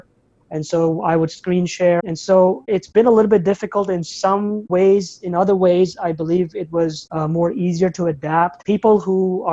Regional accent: Abu Dhabi, United Arab Emirates; moved away as an adult; now in United States; I was born in Abu Dhabi, United Arab Emirates, and I was raised there as well, up until the age of 18, 19.

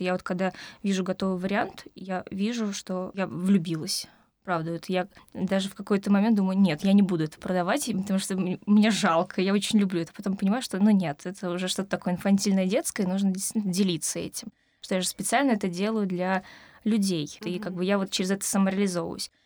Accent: Moscow, Russia; Я из Москвы. Да, я здесь родилась, училась

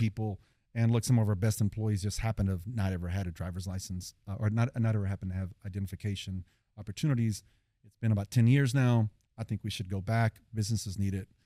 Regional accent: Fort Worth, Texas, United States; we're from Poly, Southeast Fort Worth, been there our whole lives

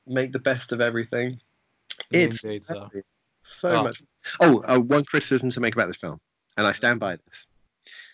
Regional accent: England, United Kingdom; as an English person

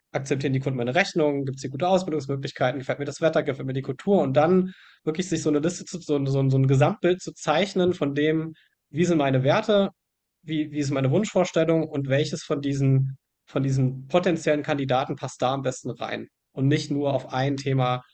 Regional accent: Germany; ich, ich mag meine Heimat

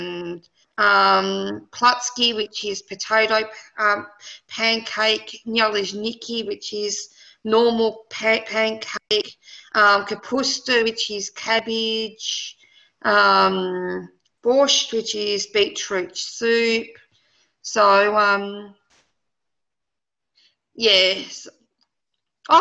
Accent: Poland; Being Polish

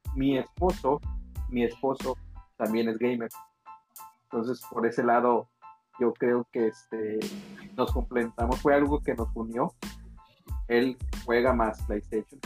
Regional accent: Yucatán, Mexico; now in Quintana Roo, Mexico; yo la palabra panocha no la conocía hasta que salí de Yucatán

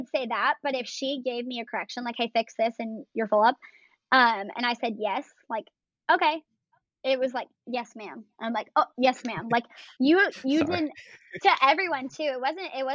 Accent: Michigan, United States; moved away; also born or lived in California; I'm from Michigan originally. I was born there.

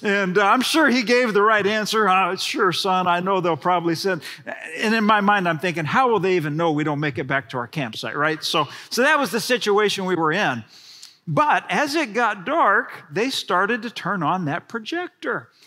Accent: Houston, Texas, United States; I grew up in Houston, Texas

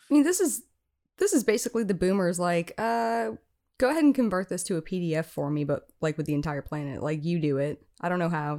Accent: Oahu, Hawaii, United States; moved away; also born or lived in Iowa; I am from Oahu, but my family lives on Maui

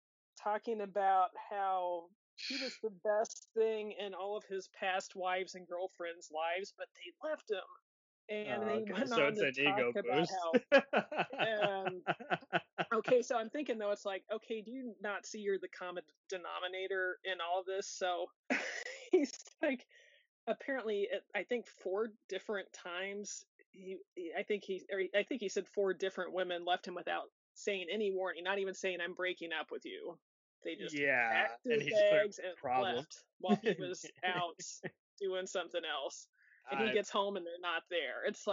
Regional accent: Nebraska, United States; So we're from Nebraska, and that's like a 4-hour drive from our city.

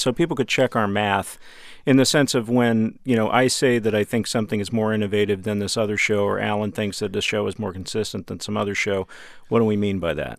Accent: Dallas, Texas, United States; I'm from Dallas, and we had a local station, Channel Eleven

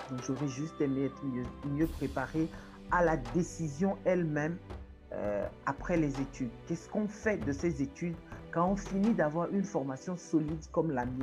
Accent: Togo; Euh, je suis togolaise euh, chargée de communication

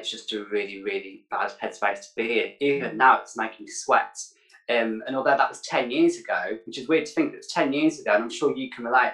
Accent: Birmingham, West Midlands, United Kingdom; author, a public speaker, mental health advocate from Birmingham. Yeah, I'm from the West Midlands.

